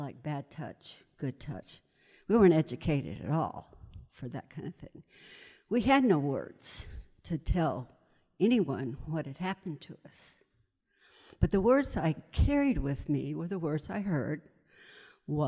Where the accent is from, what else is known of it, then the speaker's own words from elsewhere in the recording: Pinellas Park, Florida, United States; I grew up in Pinellas Park, Florida. I'm a Florida baby